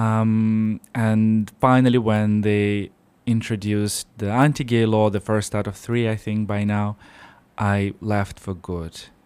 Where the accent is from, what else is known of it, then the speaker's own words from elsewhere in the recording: Siberia, Russia; moved away as an adult; now in Luxembourg; this is where I'm from. So I was born in Siberia, in Russia